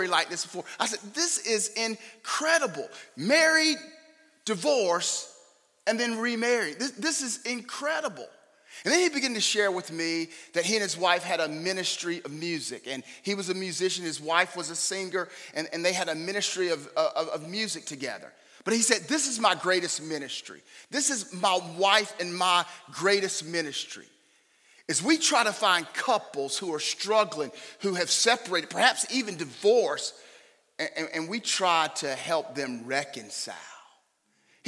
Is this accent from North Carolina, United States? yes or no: yes; Raleigh, North Carolina, United States; now in Knightdale, United States; We live in Knightdale. We were both born and raised in Raleigh, but we moved to Knightdale maybe 25 years ago or so now